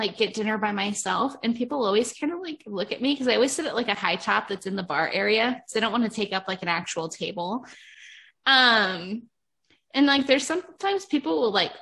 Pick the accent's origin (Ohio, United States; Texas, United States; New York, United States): Ohio, United States; moved away; I was born and raised in Ohio